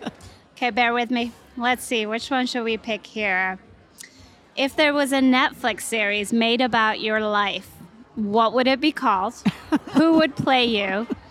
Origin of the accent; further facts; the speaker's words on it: Sweden; also born or lived in London; now in San Francisco Bay Area, United States; I grew up in Sweden